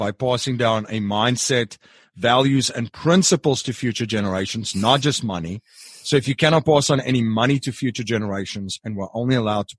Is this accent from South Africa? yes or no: yes; South Africa; now in United States; I'm originally from South Africa